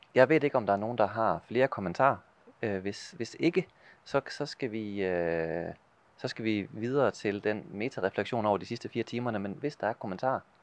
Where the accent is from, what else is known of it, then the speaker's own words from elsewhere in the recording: Denmark; Norwegian is a second language; now in Ål, Norway; jeg gjør mitt beste å tale norsk, selv om jeg er dansk